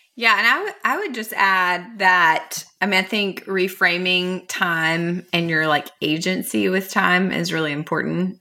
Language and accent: English; Mount Juliet, Tennessee, United States; Nate Bargatze talks about our hometown in one of his Netflix specials